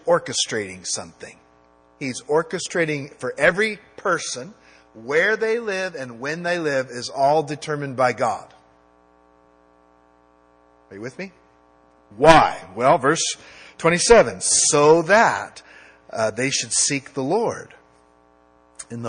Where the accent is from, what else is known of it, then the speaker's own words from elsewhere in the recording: United States; I'm an American